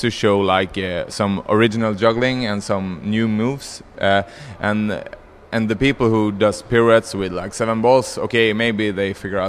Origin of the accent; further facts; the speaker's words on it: Stockholm, Stockholm County, Sweden; I'm from Stockholm, yeah. Sweden, Stockholm.